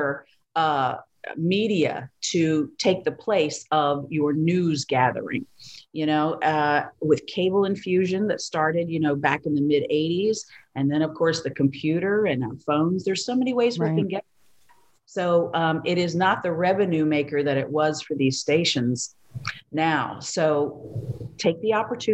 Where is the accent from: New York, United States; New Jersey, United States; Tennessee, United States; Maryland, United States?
Maryland, United States; moved away as an adult; also born or lived in Victoria, Texas / San Antonio, Texas / Tampa, Florida; now in Miami, United States; I was from Maryland